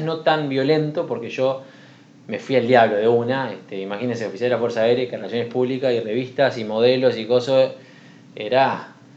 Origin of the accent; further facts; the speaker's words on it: Uruguay; now in Sweden; en Uruguay, en mi tierra natal